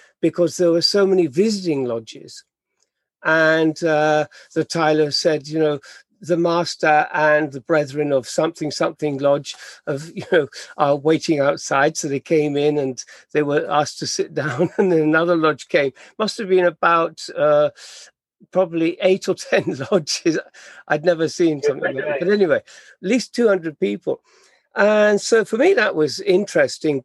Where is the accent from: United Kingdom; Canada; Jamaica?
United Kingdom; England; now in Japan; being English